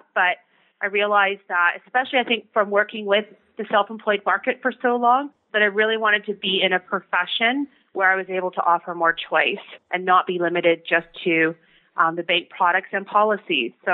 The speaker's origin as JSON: {"language": "English", "region": "Ontario", "country": "Canada", "also_born_or_lived": "Victoria, British Columbia", "said": "I'm from Ontario, so I moved back"}